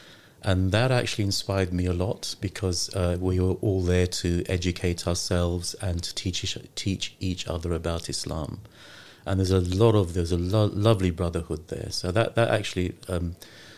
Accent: London, United Kingdom; moved away; also born or lived in Lahore, Pakistan; I was born in Lahore in Pakistan, yeah. But I was raised in London. I came here when I was one.

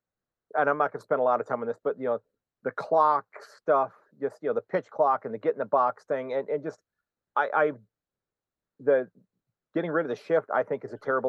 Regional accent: United States; me as an American

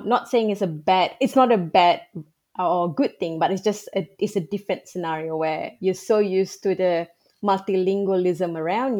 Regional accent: Kuala Lumpur, Malaysia; first language Malay; English is a second language; moved away as an adult; now in Australia; when I grew up in Malaysia, I went to public schools or schools in Malaysia

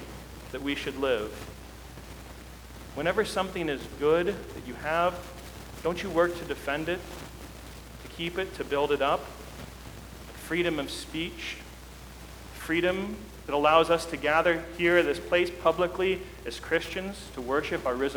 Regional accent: United States; our lives as American citizens

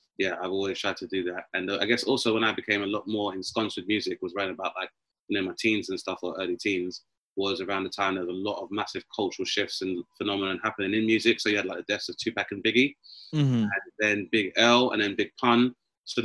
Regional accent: London, United Kingdom; I grew up in Southeast London

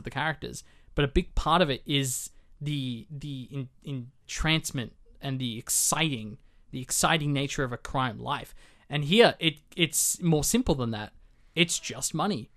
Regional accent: Australia; as an Australian

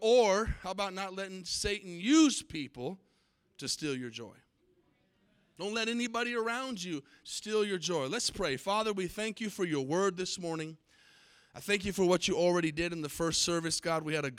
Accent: Tucson, Arizona, United States; There was a movie way back in the 80s that was filmed in the city that I grew up in Tucson, Arizona, called Can't Buy Me Love.

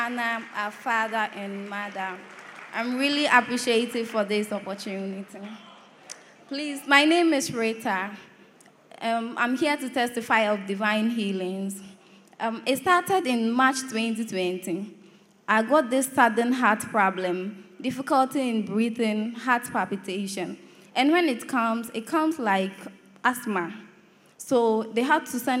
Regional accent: Kumasi, Ashanti, Ghana; moved away; When I go home, I'm from Kumasi

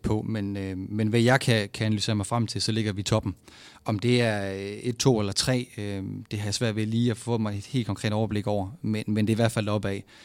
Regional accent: Vejle, Southern Denmark, Denmark; moved away as an adult; now in Aarhus, Denmark; jeg er jo fra Vejle af. Og når man er fra Vejle

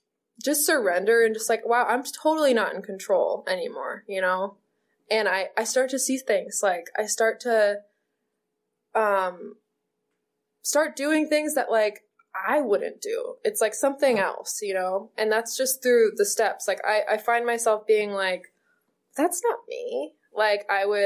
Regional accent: Maine, United States; moved away as an adult; now in California, United States; I got to move to California. I'm from Maine

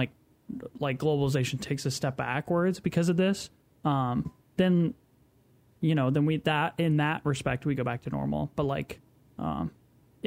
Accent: United States; this nation that we live in, which is, like, we're all from America

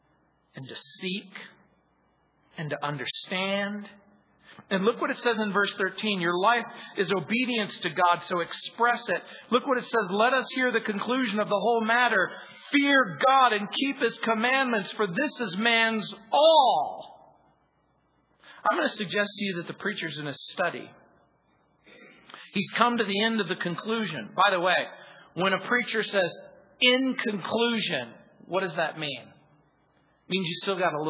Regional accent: United States; I grew up in the Mojave Desert

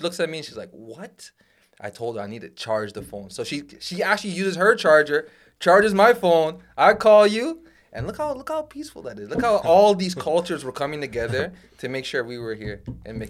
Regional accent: Toronto, Ontario, Canada; I'm from Scarborough, man, so I'm already lost, okay?

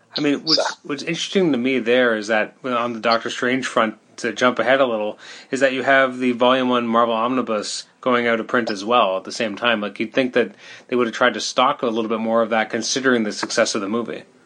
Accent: Canada; I'm Canadian

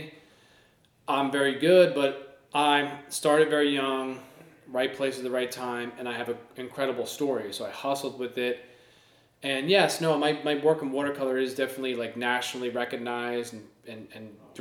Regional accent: Central New Jersey, United States; I grew up in Central New Jersey

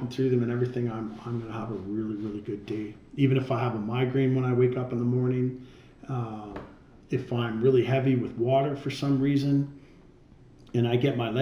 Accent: Canada; We're from Canada

